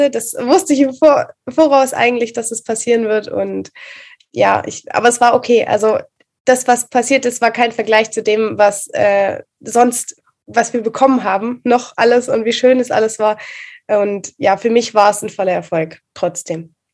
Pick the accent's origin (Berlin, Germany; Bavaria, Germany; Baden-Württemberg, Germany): Baden-Württemberg, Germany; Reutlingen; ich komme aus Reutlingen, für die, die es noch nicht wissen.